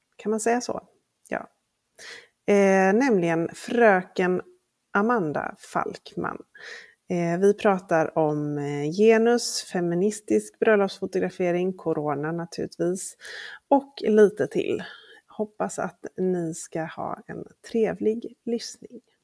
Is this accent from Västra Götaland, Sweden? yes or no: yes; Gothenburg, Västra Götaland, Sweden; jag är från Göteborg